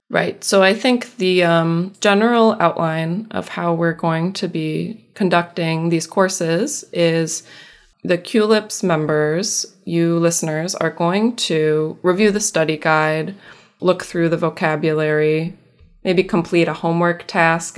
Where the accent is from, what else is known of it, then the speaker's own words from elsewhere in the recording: upstate New York, United States; also born or lived in Massachusetts; I was born in Massachusetts, but I have spent most of my life in New York State. Not New York City, but upstate